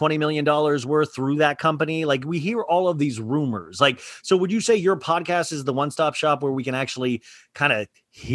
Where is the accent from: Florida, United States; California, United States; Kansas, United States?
Kansas, United States; I grew up in Kansas, middle class.